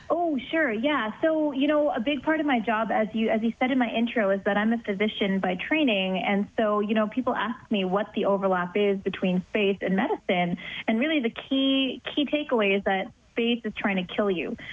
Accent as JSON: {"language": "English", "country": "Canada", "said": "I'm Canadian"}